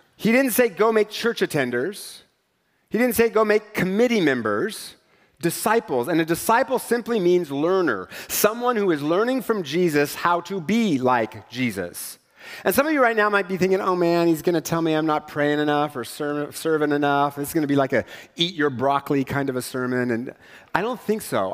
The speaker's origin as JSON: {"language": "English", "town": "Richland", "region": "Washington", "country": "United States", "tie": "born or raised there", "said": "I grew up in Richland"}